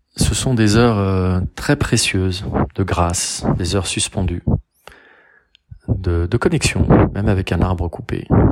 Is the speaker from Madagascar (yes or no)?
no; Rillieux-la-Pape, Auvergne-Rhône-Alpes, France; now in Garches, France; je suis né à Rieux-la-Pape, dans le Rhône, le 12 août 1970. Je vis à Garches, dans les Hauts-de-Seine